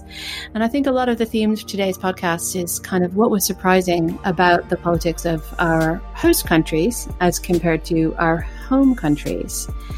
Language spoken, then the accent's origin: English; United States; moved away as an adult; now in London, United Kingdom; I am an American expat living in London